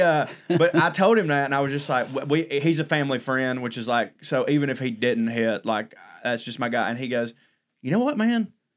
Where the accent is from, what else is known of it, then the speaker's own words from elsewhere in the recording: Georgia, United States; growing up in Georgia